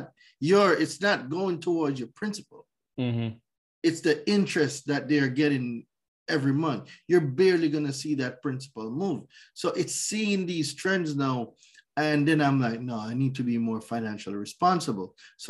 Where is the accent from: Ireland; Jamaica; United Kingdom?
Jamaica; moved away as an adult; also born or lived in New York; now in United States; So I was born in Jamaica. I lived there for 20 years